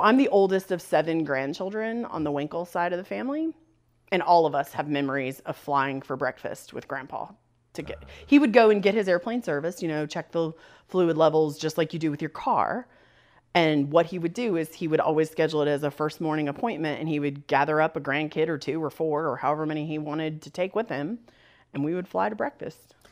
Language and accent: English; Northwest Ohio, United States; also born or lived in Bluffton, Ohio; the part of Ohio that I grew up in has a very deep German heritage. Lots of German Catholic families settled in this corner of Northwest Ohio.